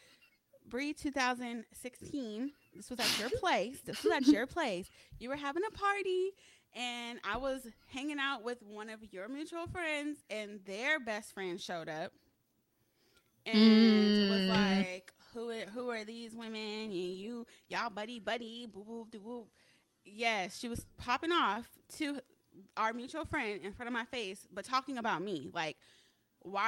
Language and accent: English; Pomona, California, United States; But I came from Pomona, California, and it's not Los Angeles